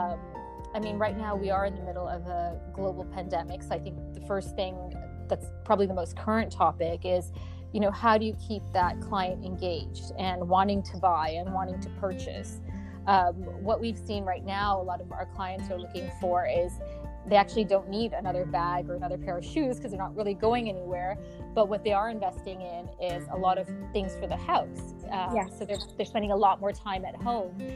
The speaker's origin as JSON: {"language": "English", "country": "Canada", "tie": "born or raised there", "also_born_or_lived": "London, United Kingdom / Milan, Italy", "moved": "yes", "lives_now": "Dubai, United Arab Emirates", "said": "I was born in Canada, and I think Canada is definitely home for me. My parents are out in Toronto"}